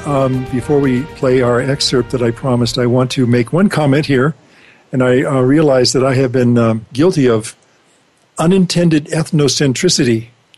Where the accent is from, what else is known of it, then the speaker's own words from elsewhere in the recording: United States; the fact that we're from America.